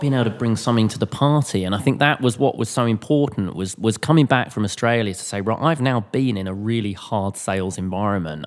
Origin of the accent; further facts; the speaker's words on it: Cambridge, East of England, United Kingdom; moved away as an adult; also born or lived in Southampton / London; I was from Cambridge. I was from a, you know, a, a countryside area.